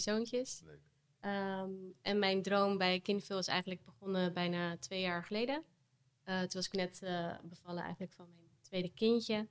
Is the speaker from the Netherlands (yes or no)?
yes; Vlaardingen, South Holland, Netherlands; also born or lived in Amsterdam; now in Rotterdam, Netherlands; Ik ben geboren in Vlaardingen. Mhm. Dus dat ligt net, net naast Rotterdam. Ehm, en ik woon hier nu ook al weer tien jaar